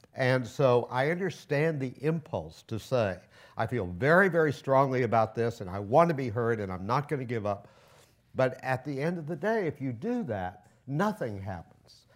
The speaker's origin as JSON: {"language": "English", "town": "Cleveland", "region": "Ohio", "country": "United States", "tie": "born or raised there", "moved": "yes", "lives_now": "Washington, D.C., United States", "said": "I'm from Cleveland. I was born here and my parents were born here and I'm glad to be home."}